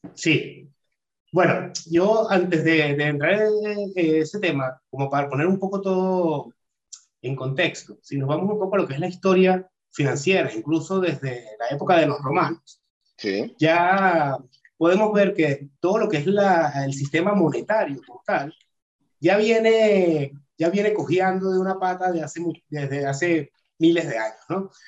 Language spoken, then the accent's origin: Spanish; Caracas, Capital District, Venezuela; moved away as an adult; also born or lived in Barcelona, Spain / Madrid, Spain; now in Portugal; soy de Venezuela, eh, de Caracas